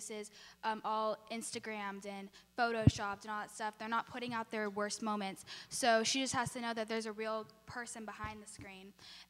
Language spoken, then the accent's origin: English; Brisbane, California, United States; I'm going into 10th grade. I'm from Brisbane in California, and I go to an all-girls Catholic school.